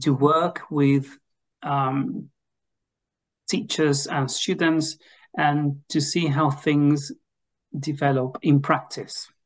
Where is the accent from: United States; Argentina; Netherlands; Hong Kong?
Argentina; English is a second language; moved away as an adult; now in Edinburgh, United Kingdom; I am originally from Argentina and I am currently working with the University of Edinburgh